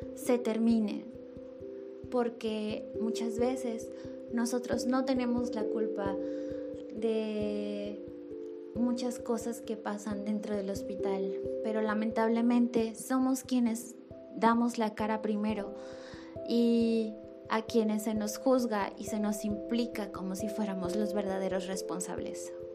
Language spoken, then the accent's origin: Spanish; Mexico; soy mexicana